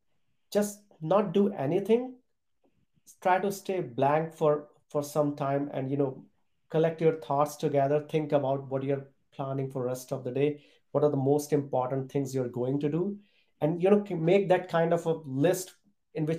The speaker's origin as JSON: {"language": "English", "country": "India", "tie": "born or raised there", "also_born_or_lived": "Europe", "moved": "as an adult", "said": "I was born and brought up in a small town in India"}